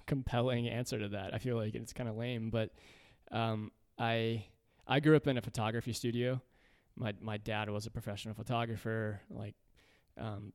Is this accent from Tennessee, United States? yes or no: yes; Centerville, Tennessee, United States; I grew up in a rural part of Middle Tennessee called Centerville